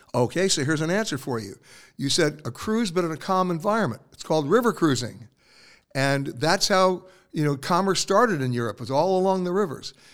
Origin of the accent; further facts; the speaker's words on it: New York, United States; moved away; also born or lived in West Coast; I'm born and raised in New York